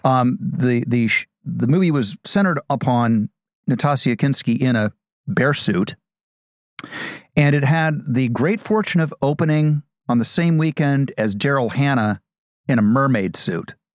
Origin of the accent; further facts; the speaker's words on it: Ohio, United States; I'm from Ohio